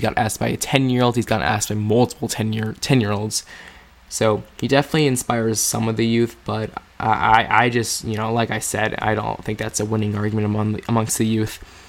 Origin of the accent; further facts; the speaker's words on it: Walpole, New Hampshire, United States; RFK is coming to Walpole tomorrow. It's my hometown.